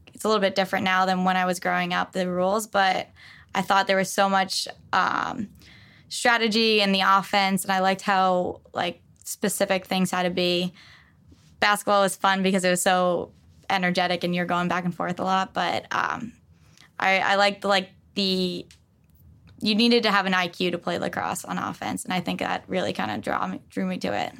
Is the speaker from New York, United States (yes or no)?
yes; West Babylon, New York, United States; I grew up on Long Island